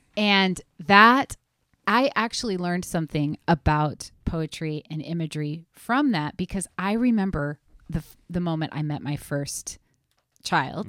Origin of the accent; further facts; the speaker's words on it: Sandy, Oregon, United States; love my hometown